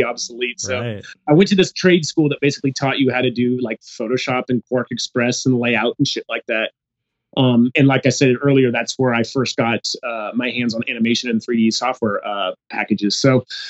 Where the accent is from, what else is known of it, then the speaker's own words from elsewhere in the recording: San Jose, California, United States; moved away; I'm from the Bay Area, San Jose